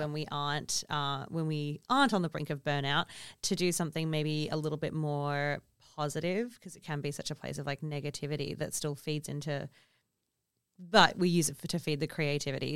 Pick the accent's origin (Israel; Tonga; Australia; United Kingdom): Australia; Kalgoorlie, Western Australia; I also grew up in a remote community, or in my commu-, and we grew up in Kalgoorlie